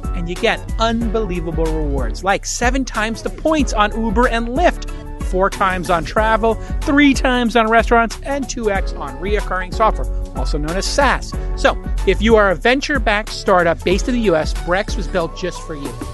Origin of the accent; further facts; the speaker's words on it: United States; as an American